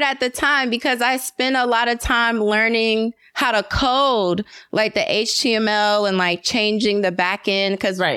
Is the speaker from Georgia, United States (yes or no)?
yes; Atlanta, Georgia, United States; I was born and raised in Atlanta